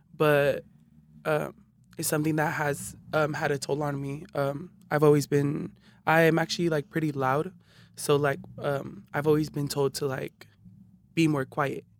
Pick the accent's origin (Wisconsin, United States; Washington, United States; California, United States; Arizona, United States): California, United States; Hayward; also born or lived in East Palo Alto; I was raised in Hayward